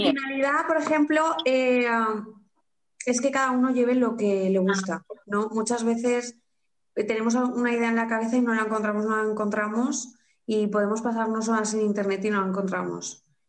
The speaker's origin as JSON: {"language": "Spanish", "town": "Carcaixent", "region": "Valencian Community", "country": "Spain", "said": "soy de aquí de Valencia, de un pueblo llamado Carcaixent"}